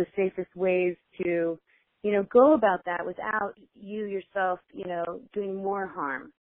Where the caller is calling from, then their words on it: Sun Valley, Idaho, United States; also born or lived in Pocatello, Idaho; I am calling from Sun Valley, Idaho, and, well, Pocatello, Idaho, too.